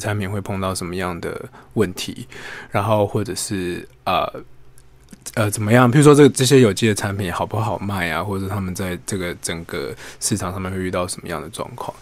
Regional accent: Taipei, Taiwan; 我本身是台北的，呃，孩子

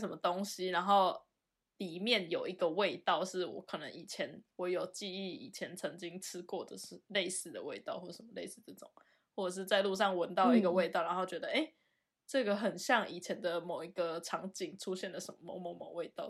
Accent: Taiwan; now in Germany; 然后这件事我刚从台湾来的时候，我超不习惯

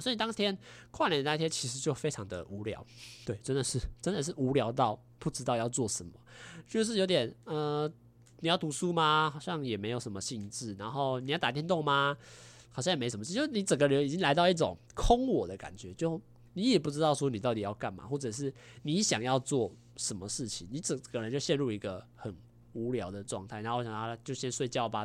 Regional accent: Taiwan; 我们台湾人

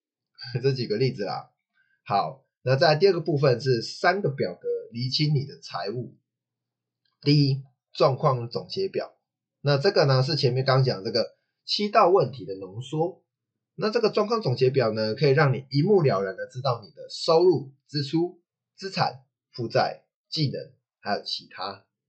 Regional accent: Taichung, Taiwan; 我台中人

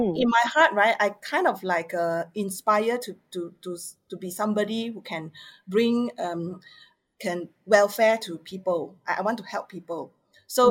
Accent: Penang, Malaysia; I'm from Penang.

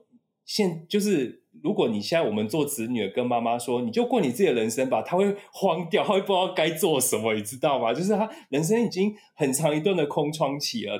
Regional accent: Taipei, Taiwan; 我老家内湖附近哪边有什么植物

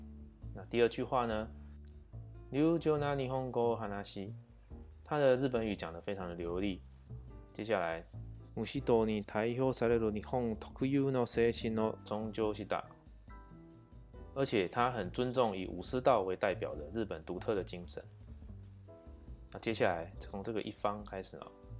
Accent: Taiwan; 我能够用坚定的态度对孩子们说：，啊，我们是台湾人，台湾是一个海洋国家。

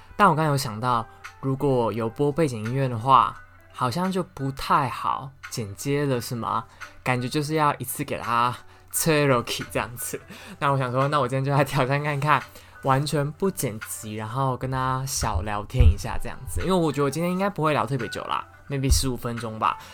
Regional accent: Taoyuan, Taiwan; 我以前高中是念支桃园区的第一志愿

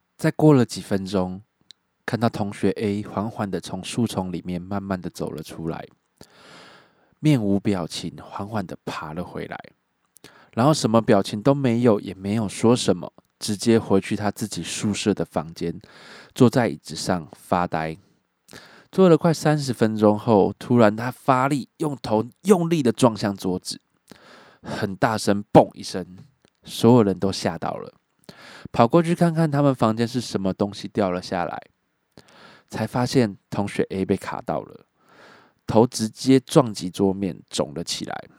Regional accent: Miaoli County, Taiwan; also born or lived in Changhua; 我是土生土长的苗栗人

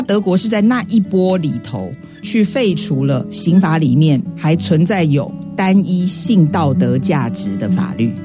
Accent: Taiwan; 明明我们是台湾人

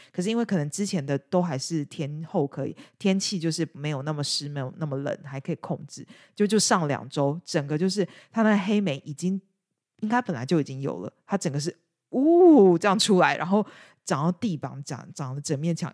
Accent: Taiwan; moved away as an adult; now in United Kingdom; 至少我在台湾，尤其是我是这种家庭背景长大

